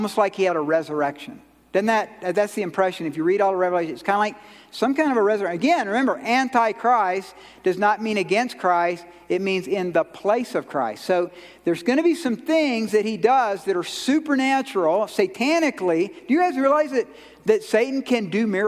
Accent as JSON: {"language": "English", "region": "Georgia", "country": "United States", "said": "I'm from Georgia"}